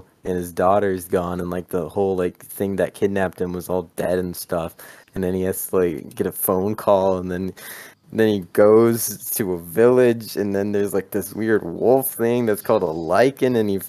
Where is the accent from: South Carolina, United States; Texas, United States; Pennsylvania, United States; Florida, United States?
Texas, United States; I'm a Texan myself.